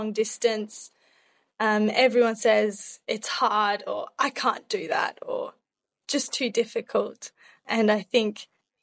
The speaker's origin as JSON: {"language": "English", "country": "Australia", "accent": "Australian", "moved": "as an adult", "lives_now": "Coimbra, Portugal", "said": "I am Australian, but I have moved to Europe. So I'm currently living in Portugal"}